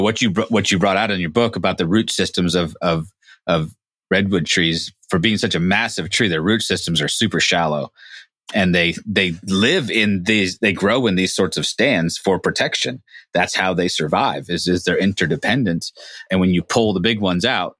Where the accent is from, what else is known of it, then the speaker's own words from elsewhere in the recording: Humboldt County, California, United States; John and I grew up in Humboldt County